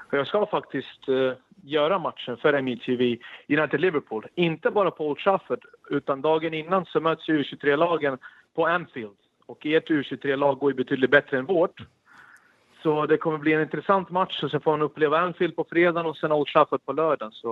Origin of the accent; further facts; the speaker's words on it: Sarajevo, Sarajevo Canton, Bosnia & Herzegovina; also born or lived in Belgrade; now in Sweden; sprang runt med en boll på gatorna eftersom jag flyttade ju från Belgrad till Sarajevo. Och det är anledningen varför vi kom hit efter kriget.